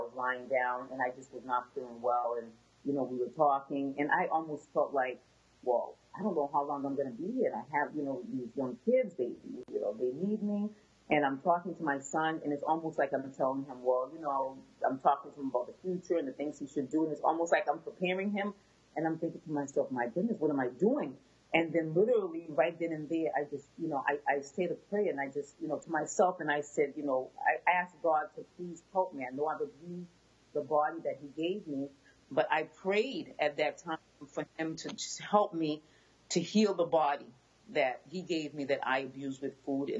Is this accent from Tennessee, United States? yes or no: no; Boston, Massachusetts, United States; I was born and raised in Boston, Massachusetts. My family is originally from Haiti.